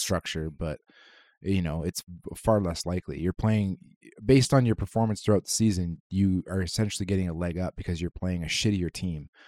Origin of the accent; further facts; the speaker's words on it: Canada; as a Canadian